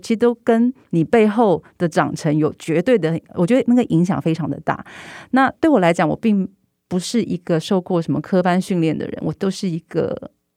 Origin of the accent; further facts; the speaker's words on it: Taiwan; 当他们知道我是台湾人之后